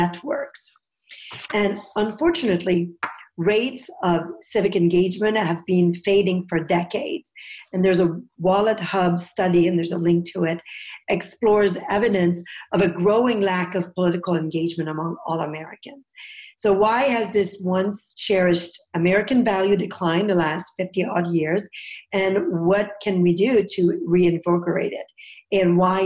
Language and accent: English; Canada; now in United States; I'm originally from Canada